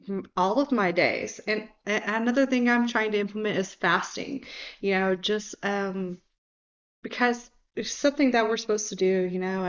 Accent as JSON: {"language": "English", "region": "Georgia", "country": "United States", "tie": "born or raised there", "said": "I grew up in Georgia"}